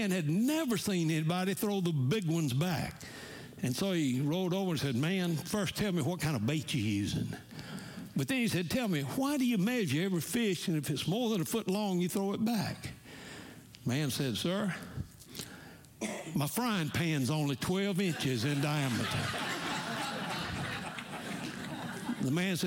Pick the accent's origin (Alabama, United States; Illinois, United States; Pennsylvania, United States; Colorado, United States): Alabama, United States; Montgomery; I'm from Montgomery, Alabama. We're Southerners in New York City.